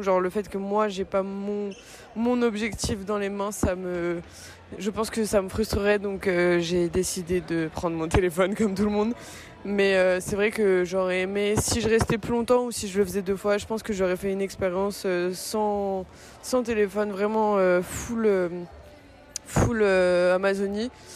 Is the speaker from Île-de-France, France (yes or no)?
no; Brittany, France; je suis née en Bretagne